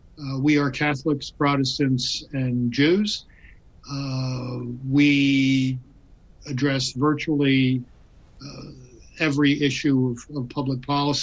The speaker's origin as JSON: {"language": "English", "town": "Baltimore", "region": "Maryland", "country": "United States", "tie": "born or raised there", "said": "I grew up loving baseball in Baltimore in the 1950s."}